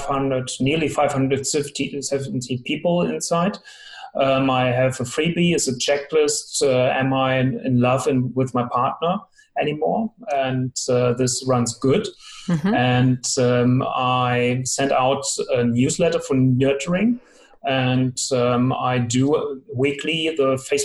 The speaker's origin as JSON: {"language": "English", "town": "Hanover", "region": "Lower Saxony", "country": "Germany", "said": "I'm from Hanover, Germany."}